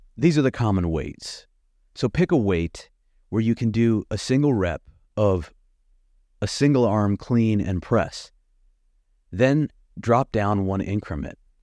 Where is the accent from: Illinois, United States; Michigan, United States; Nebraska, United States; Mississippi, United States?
Nebraska, United States; Lincoln; moved away as an adult; also born or lived in Bloomington, Indiana / Atlanta; living in my hometown of Lincoln, Nebraska